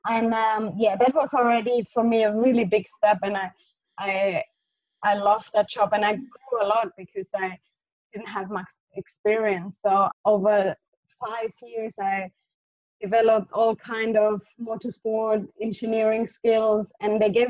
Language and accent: English; Southern Germany, Germany; English is a second language; moved away; originally I'm from Germany. I grew up um, in a south part